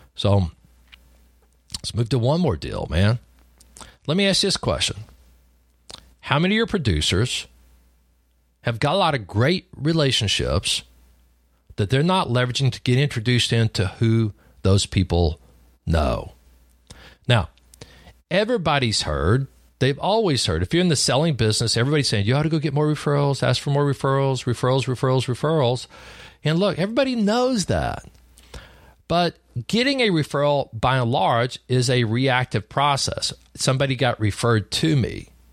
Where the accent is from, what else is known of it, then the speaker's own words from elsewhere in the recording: Lubbock, Texas, United States; I grew up in Lubbock, Texas, on a cotton farm.